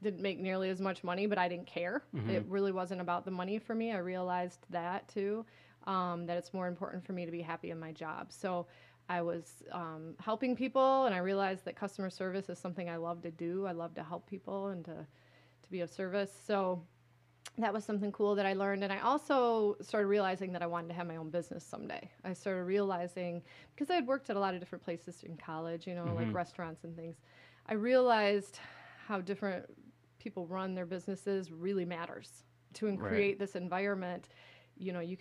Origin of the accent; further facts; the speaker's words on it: Caro, Michigan, United States; also born or lived in Decatur, Illinois / East Lansing, Michigan; now in Lansing, United States; we moved to the Thumb area in a place called Caro, Michigan. Okay. It's a small town in the Thumb. Grow sugar beets. We have a sugar beet factory there.